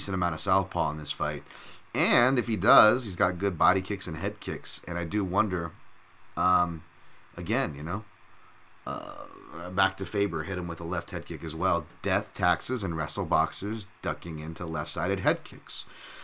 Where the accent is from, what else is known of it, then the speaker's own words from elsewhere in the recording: United States; we're American and we live here and have family who sacrificed for this country